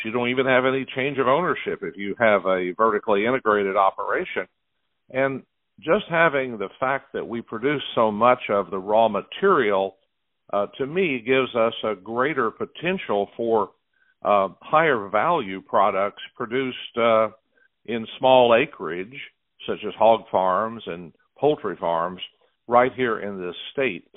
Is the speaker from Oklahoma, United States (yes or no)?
yes; Oklahoma, United States; moved away as an adult; now in Iowa, United States; my home state of Oklahoma